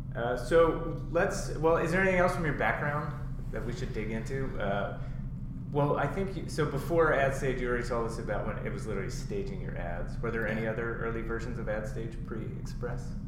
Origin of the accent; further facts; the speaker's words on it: East Coast, United States; moved away; I grew up on the East Coast